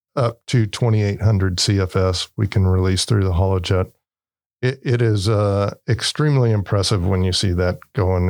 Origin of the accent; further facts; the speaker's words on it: Turlock, California, United States; I grew up in Turlock, um, lived in the area since I was probably about three years old